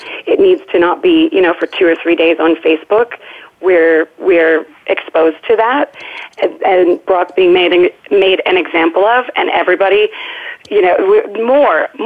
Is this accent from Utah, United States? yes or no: yes; Utah, United States; I was raised in Utah, beautiful kind of Happy Valley-esque childhood